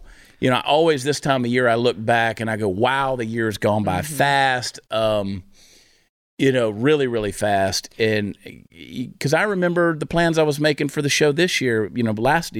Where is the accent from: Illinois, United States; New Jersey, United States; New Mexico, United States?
New Jersey, United States; now in Texas, United States; Well, that's a fake accent, because don't you know I'm a carpetbagger from New Jersey.